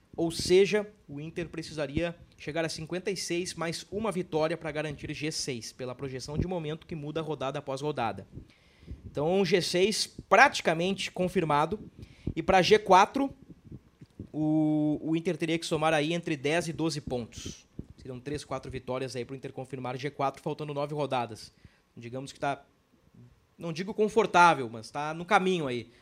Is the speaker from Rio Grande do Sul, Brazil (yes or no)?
yes; Porto Alegre, Rio Grande do Sul, Brazil; eu sou de Porto Alegre